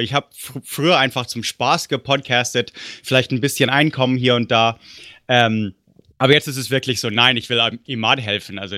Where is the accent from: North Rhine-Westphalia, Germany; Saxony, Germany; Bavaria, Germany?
Bavaria, Germany; Munich; moved away; so langsam alle, alle paar Jahre juckt es ein bisschen schon, so äh, wo ich aufgewachsen bin. Und deswegen, ich denke mir, nächstes Jahr, höchstens übernächstes Jahr oder so, muss ich mal wieder München besuchen.